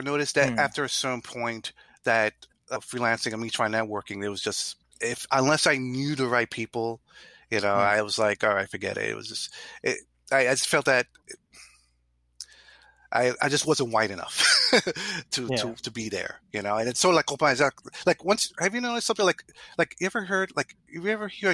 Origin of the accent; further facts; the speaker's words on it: New York City, New York, United States; I'm Puerto Rican. You know, I grew up in the Bronx